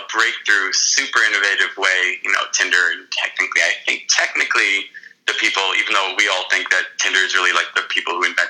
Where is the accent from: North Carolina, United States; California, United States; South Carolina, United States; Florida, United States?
Florida, United States; Miami Beach; moved away as an adult; also born or lived in Boston / New York City; I grew up in Miami Beach, Florida